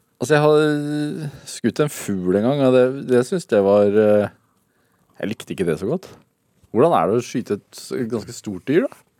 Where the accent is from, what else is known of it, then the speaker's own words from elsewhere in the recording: Sarpsborg, Østfold, Norway; Jeg er jo fra Sarpsborg